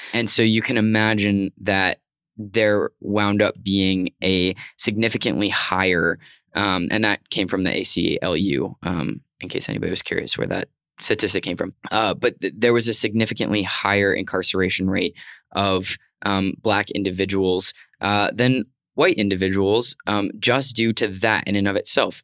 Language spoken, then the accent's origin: English; Arizona, United States; growing up in Arizona in, you know, two hours maybe from the Mexico border